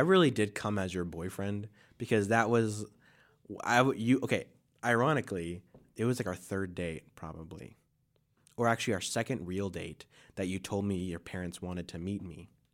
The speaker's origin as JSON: {"language": "English", "region": "Ohio", "country": "United States", "tie": "born or raised there", "also_born_or_lived": "Brooklyn, New York", "moved": "yes", "said": "I grew up in Ohio"}